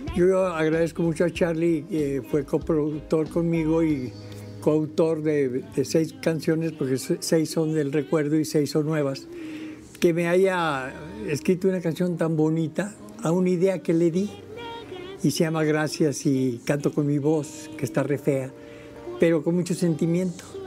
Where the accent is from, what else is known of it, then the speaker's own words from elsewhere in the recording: Monterrey, Nuevo León, Mexico; yo, vengo de Monterrey